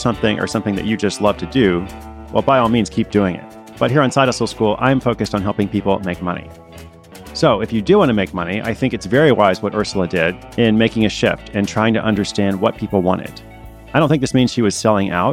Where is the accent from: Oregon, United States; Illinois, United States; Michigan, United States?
Oregon, United States; Portland; her hometown of Portland, Oregon. Hey, that's my hometown too.